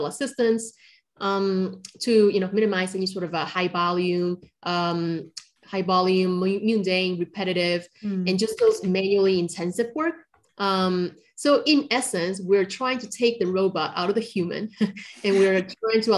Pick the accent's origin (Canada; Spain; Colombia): Colombia; moved away; also born or lived in China; I'm originally from China, but I grew up in Colombia